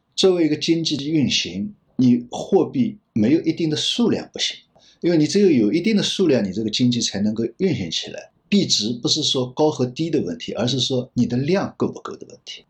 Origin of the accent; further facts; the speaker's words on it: China; 我们中国人讲的一个度是很重要的